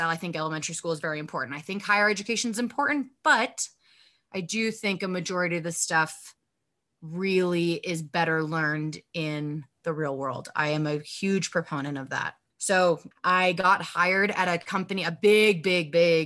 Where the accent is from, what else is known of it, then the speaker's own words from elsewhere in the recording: Los Angeles, California, United States; I grew up in Los Angeles